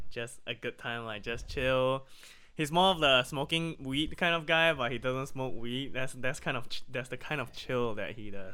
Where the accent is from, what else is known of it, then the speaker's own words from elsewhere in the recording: Pennsylvania, United States; now in Malaysia; it reminds me of home, it reminds me of Pennsylvania